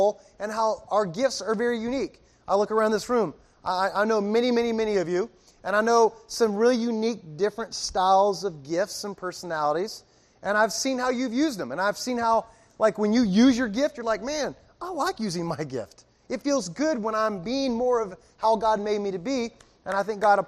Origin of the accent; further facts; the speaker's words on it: Miami, Florida, United States; I'm from Miami